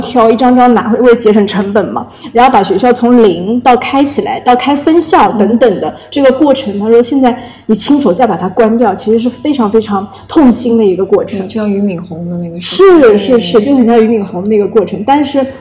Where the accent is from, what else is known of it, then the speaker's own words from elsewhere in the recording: China; 我我们我们中国人说因祸得福